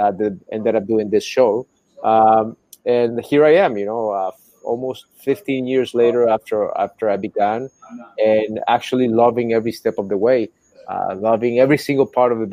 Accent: Nicaragua; I was born in Nicaragua. I was raised in Nicaragua. Born during the 1980s down here.

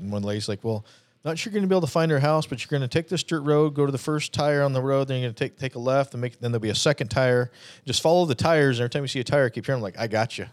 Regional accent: Arizona, United States; being born and raised in Arizona

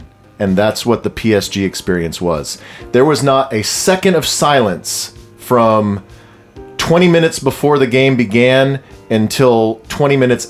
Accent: United States; as American fans

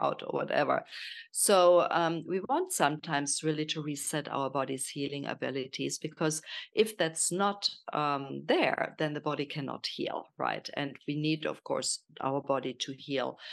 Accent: Germany; accent: German; English is a second language; moved away as an adult; also born or lived in Kenya / South Africa / Miami / Portugal; now in Italy; I'm from Germany, as you probably hear from my accent

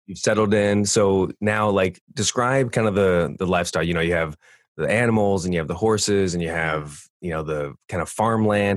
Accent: California, United States; moved away as an adult; now in Michigan, United States; I grew up in California 38 years, and I moved out yeah. to Michigan

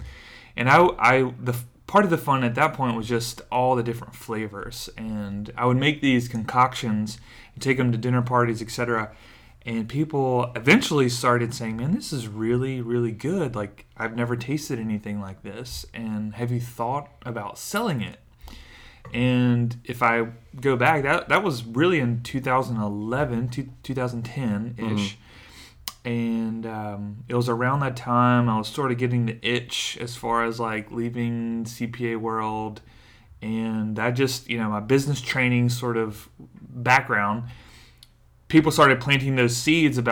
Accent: Stokesdale, North Carolina, United States; now in Raleigh, United States; I grew up in a small town called Stokesdale, right outside Greensboro

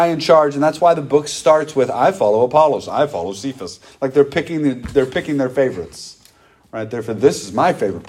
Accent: United States; we grew up in America where you had a pastor and a bunch of deacons at most churches growing up

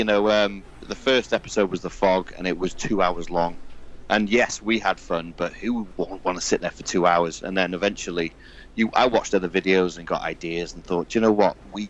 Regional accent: Wales, United Kingdom; I am actually Welsh, but I have no accent. I am literally just nothing. I'm just straight as you hear me.

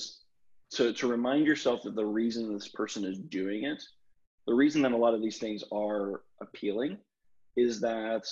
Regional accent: the South, United States; I grew up in the South

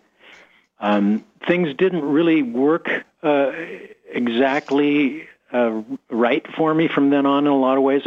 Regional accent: San Diego, California, United States; moved away; I grew up in San Diego, California

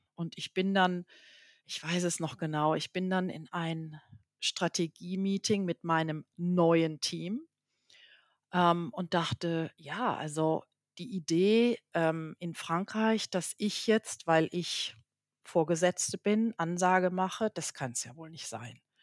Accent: Germany; moved away; als Deutsche oder als Nicht-Franzose

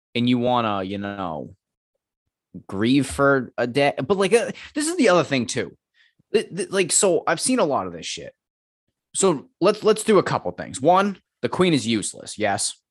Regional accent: United States; as an American

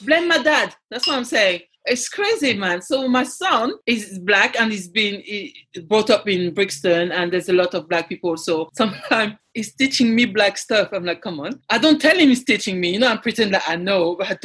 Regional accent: Paris area, Île-de-France, France; first language French; English is a second language; moved away; also born or lived in Ivory Coast; I was raised around Paris area

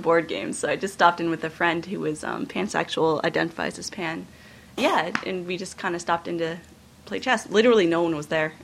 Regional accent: Northeast Kingdom, Vermont, United States; I grew up in the Northeast Kingdom in a French Canadian Caucasian family

